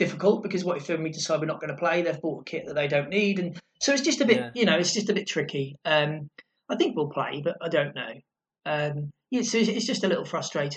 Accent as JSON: {"language": "English", "town": "Lowestoft", "region": "East of England", "country": "United Kingdom", "tie": "born or raised there", "said": "Lowestoft, how my hometown"}